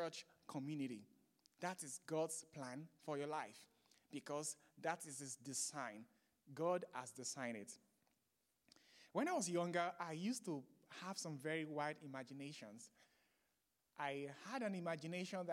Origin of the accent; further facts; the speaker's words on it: Nigeria; now in United States; I'm from Nigeria, as you can see from my accent. So I'm from Nigeria, and I grew up in the Foursquare Gospel Church in Nigeria.